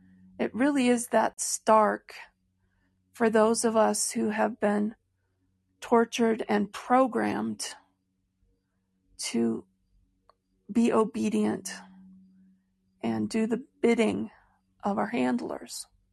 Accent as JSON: {"language": "English", "town": "Royal Oak", "region": "Michigan", "country": "United States", "tie": "born there", "said": "So I was born in 1968 in Royal Oak, Michigan at Beaumont Hospital."}